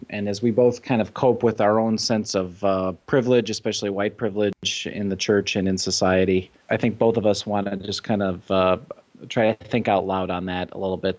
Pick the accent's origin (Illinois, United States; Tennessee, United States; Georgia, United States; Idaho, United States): Illinois, United States; Chicago; moved away; I'm from the Chicago area